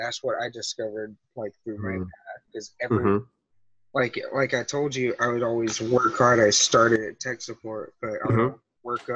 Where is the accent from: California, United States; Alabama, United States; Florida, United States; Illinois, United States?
Alabama, United States; moved away; I grew up in Alabama, like, small town